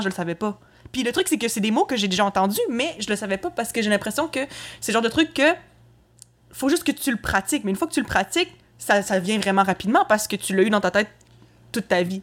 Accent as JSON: {"language": "French", "town": "Quebec City", "region": "Quebec", "country": "Canada", "tie": "born or raised there", "said": "je suis née à Québec j'ai grandi là"}